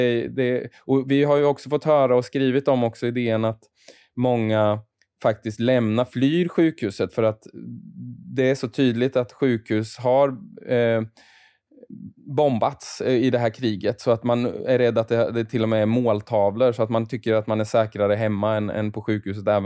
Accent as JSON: {"language": "Swedish", "town": "Malmö", "region": "Skåne", "country": "Sweden", "said": "vi är från Malmö, Anders och jag."}